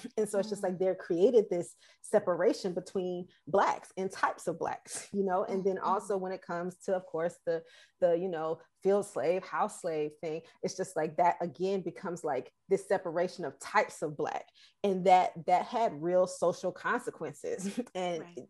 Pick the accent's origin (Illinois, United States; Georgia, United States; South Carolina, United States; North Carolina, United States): Georgia, United States; Atlanta; moved away; also born or lived in Boston; I'm born and raised in Atlanta.